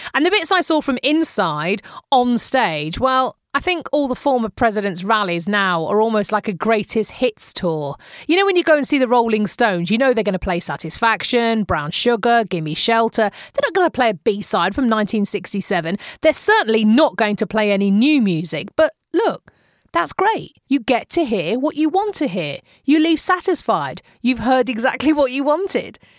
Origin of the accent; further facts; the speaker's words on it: United Kingdom; now in Arizona, United States; As a British citizen